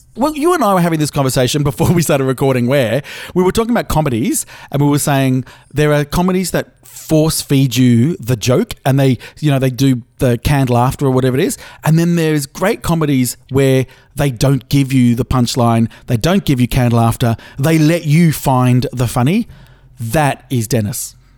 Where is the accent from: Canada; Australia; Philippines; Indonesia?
Australia; I'm Australian